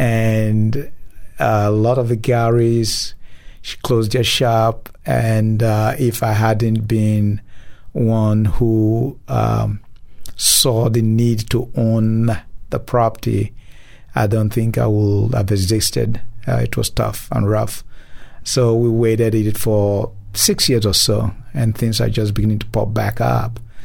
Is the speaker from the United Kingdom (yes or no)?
no; Nigeria; moved away as an adult; now in Memphis, United States; originally, I'm from Nigeria, mm. and moved down here some thirty some years ago